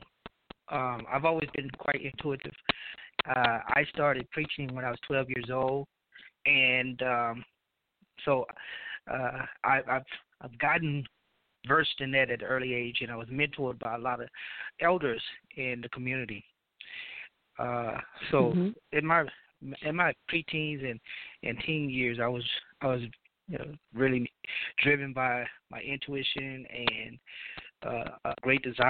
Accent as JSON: {"language": "English", "region": "Louisiana", "country": "United States", "moved": "yes", "lives_now": "Mississippi, United States", "said": "I'm from Louisiana"}